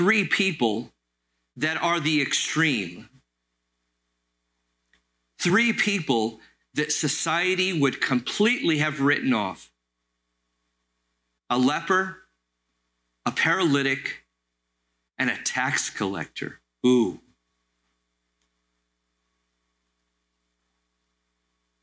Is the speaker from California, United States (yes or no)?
yes; Los Angeles, California, United States; the little church I grew up in Los Angeles